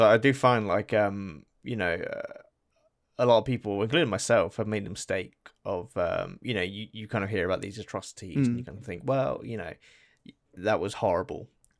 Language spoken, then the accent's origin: English; England, United Kingdom; obviously, you know, me growing up in England and going through the school system, it's really weird when I recall history lessons.